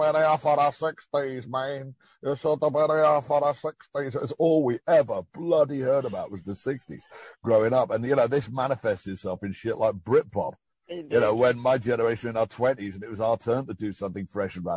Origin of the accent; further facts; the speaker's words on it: Liverpool, North West England, United Kingdom; moved away as an adult; also born or lived in Edinburgh / Spain; Growing up in Liverpool in the 70s